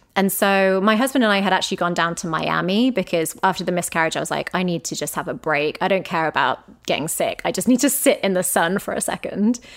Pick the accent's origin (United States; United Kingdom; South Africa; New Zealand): United Kingdom; England; moved away; we are English people